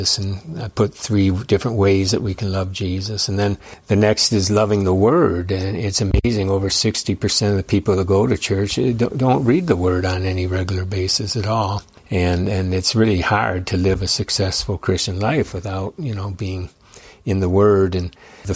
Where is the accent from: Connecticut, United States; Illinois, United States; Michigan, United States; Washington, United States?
Michigan, United States; Detroit; I was born in Detroit, identical twin.